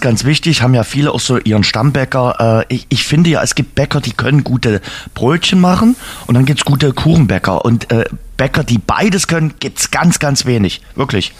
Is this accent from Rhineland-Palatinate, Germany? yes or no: no; Saxony, Germany; bei uns in Sachsen, auch in Dresden.